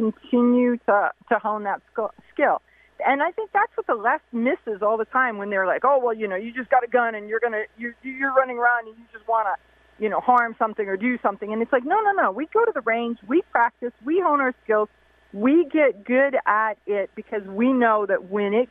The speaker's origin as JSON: {"language": "English", "region": "Ohio", "country": "United States", "said": "my home state is Ohio"}